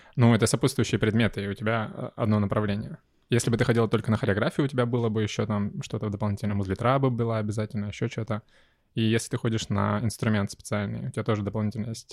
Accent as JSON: {"language": "Russian", "town": "Dalnerechensk", "region": "Primorsky Krai", "country": "Russia", "said": "я из Дальнереченска"}